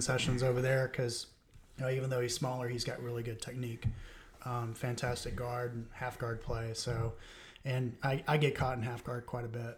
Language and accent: English; Florida, United States; I'm from Florida.